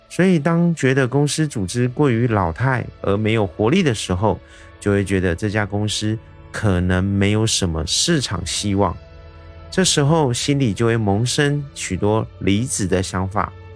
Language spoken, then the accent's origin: Chinese; Taiwan; 我是一位来自台湾